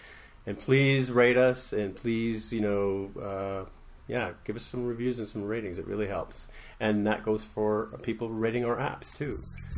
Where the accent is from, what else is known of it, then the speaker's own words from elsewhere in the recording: Toronto, Ontario, Canada; I'm regularly from Toronto, Ontario, but we're recording live at 360i Dev in Denver, Colorado